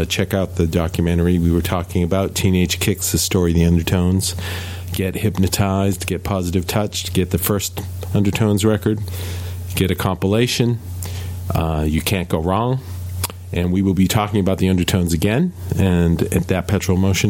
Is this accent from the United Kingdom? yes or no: yes; Glasgow, Scotland, United Kingdom; my hometown in Scotland, Glasgow